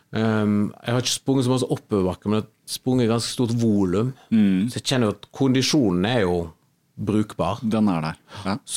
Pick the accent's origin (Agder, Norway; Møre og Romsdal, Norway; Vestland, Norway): Vestland, Norway; Kvinnherad; De siste somrene så når jeg har vært hjemme i Kvinnherad, {S2} mm. {S0} som jeg og, og samboeren min er fra